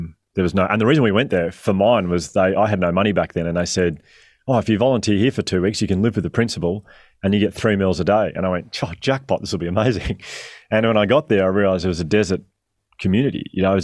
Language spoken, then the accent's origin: English; Australia; As a kid growing up, so I'm 41 now. As a kid growing up in Australia with my family, as a family, we're obsessed with Billy Connolly.